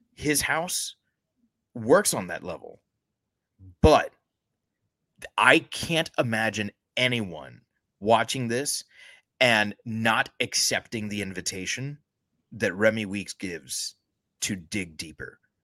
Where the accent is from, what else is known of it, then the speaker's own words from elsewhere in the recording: United States; we're both American born